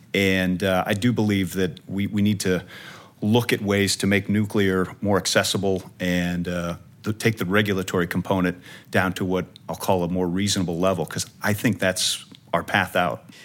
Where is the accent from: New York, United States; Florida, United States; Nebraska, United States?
Nebraska, United States; Omaha; my hometown of Omaha, Nebraska